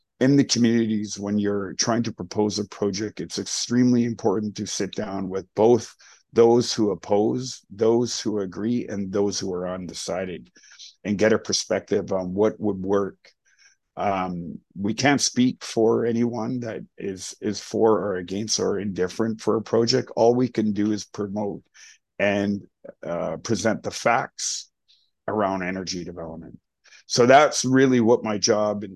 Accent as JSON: {"language": "English", "town": "Lax Kw'alaams", "region": "British Columbia", "country": "Canada", "said": "I am from Lac-Colams. It means Island of Roses."}